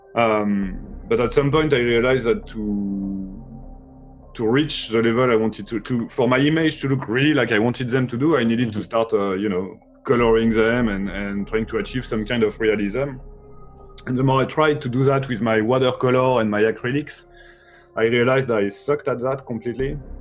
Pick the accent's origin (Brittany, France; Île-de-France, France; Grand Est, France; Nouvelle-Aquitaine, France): Brittany, France; I was born from um, uh, in in Brittany, which is a part of France